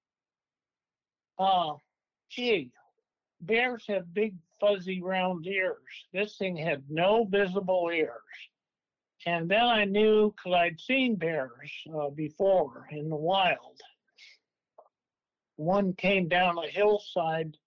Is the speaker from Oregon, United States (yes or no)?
yes; Klamath Falls, Oregon, United States; also born or lived in Medford, Oregon; now in Coos Bay, United States; I was born in Klamath Falls, Oregon.